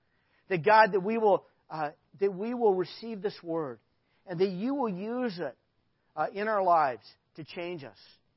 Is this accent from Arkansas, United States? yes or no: yes; Arkansas, United States; I grew up in Arkansas